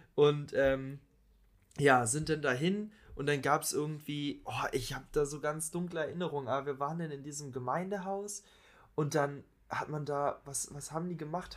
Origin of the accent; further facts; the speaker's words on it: Falkensee, Brandenburg, Germany; wir sind in Falkensee zur Schule gegangen, haben da gelebt